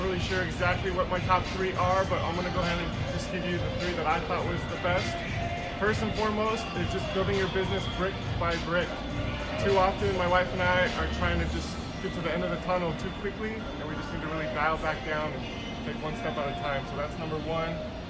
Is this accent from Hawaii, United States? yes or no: yes; Hawaii, United States; We're from Hawaii, representing Hawaii out here in Las Vegas.